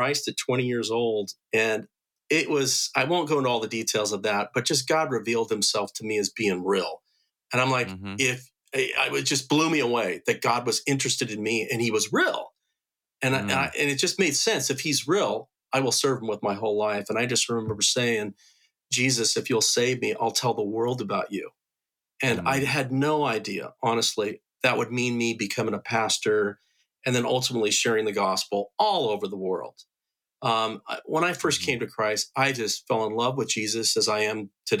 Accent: United States; I'm an American missionary

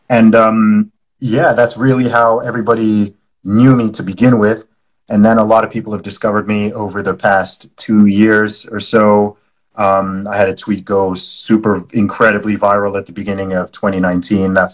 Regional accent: Saudi Arabia; also born or lived in United Kingdom; I was born in the UK. I'm British by nationality. I know I don't sound it. That's because I grew up in the Middle East in Saudi Arabia.

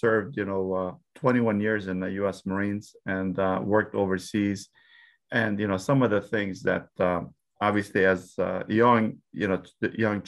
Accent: Dearborn, Michigan, United States; I was raised in Dearborn. It's why I went to school in Dearborn.

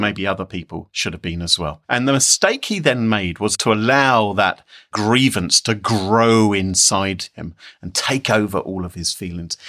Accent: United Kingdom; I'm British

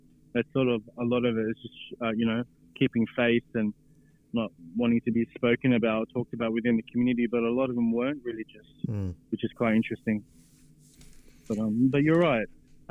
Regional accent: Sydney, New South Wales, Australia; I was born here in Sydney.

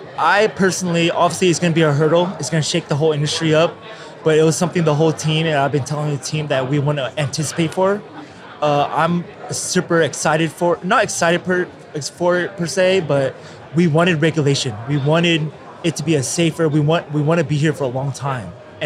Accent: the Bay Area, California, United States; moved away as an adult; now in Los Angeles, United States; I grew up in the Bay.

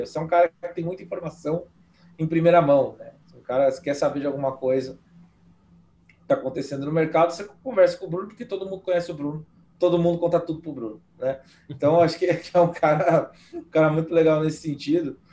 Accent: Brazil; moved away as an adult; also born or lived in Spain; eu sou brasileiro

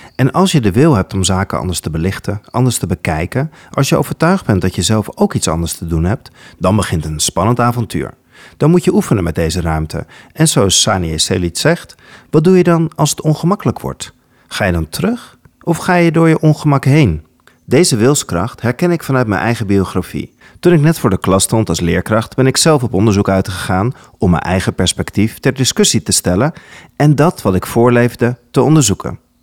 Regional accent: Netherlands; Als kind ben ik namelijk grootgebracht met het Nederlands perspectief op de Gouden Eeuw

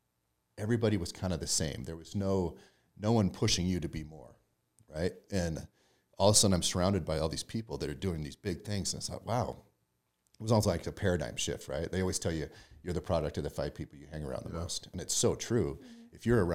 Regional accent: Lolo, Montana, United States; now in Utah, United States; Montana. Grew up in Lolo, Montana, in a small town.

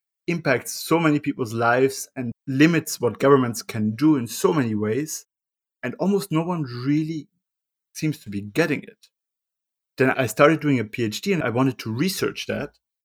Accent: Austria; I grew up in Europe, in Euroland, in Austria

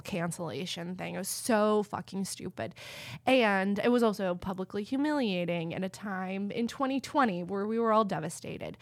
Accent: Texas, United States; I grew up in Texas

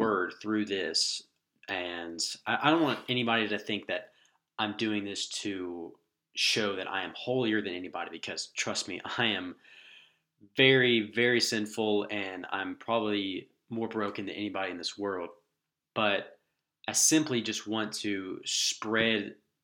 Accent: Jacksonville, Florida, United States; moved away as an adult; also born or lived in Green Cove Springs, Florida; now in Lookout Mountain, United States; I'm originally from Jacksonville, Florida, where my parents and family still live

